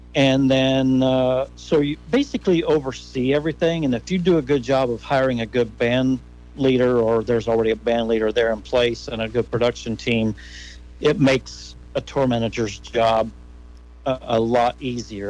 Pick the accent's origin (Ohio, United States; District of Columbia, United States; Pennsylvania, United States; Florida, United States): Ohio, United States; Gratis; moved away; also born or lived in Nashville, Tennessee; I grew up there just outside of Gratis